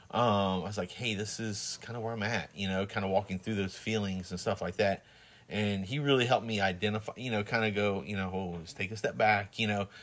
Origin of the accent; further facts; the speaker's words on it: Plant City, Florida, United States; moved away; also born or lived in New Jersey; when we first got married, we moved back to Plant City